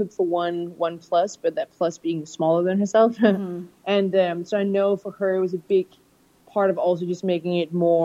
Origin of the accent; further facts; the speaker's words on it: Copenhagen, Capital Region of Denmark, Denmark; also born or lived in United States; now in London, United Kingdom; I grew up in Copenhagen, Denmark, in Europe, and living in London now and having lived in the US as well